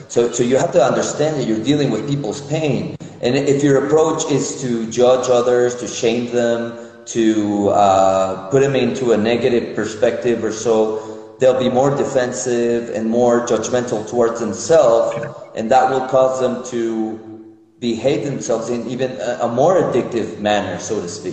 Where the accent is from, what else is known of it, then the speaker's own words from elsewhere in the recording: Mexico City, Mexico; moved away as an adult; also born or lived in United States / Israel; now in Minneapolis, United States; I was born in Mexico City, and I've lived both in Mexico, in the United States, and in Israel